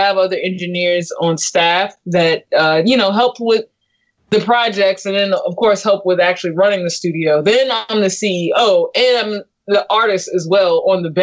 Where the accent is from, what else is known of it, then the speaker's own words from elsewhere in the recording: California, United States; I'm from California